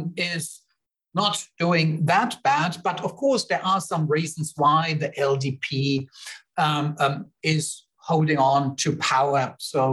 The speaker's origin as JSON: {"language": "English", "country": "Germany", "moved": "yes", "said": "I am from Germany originally"}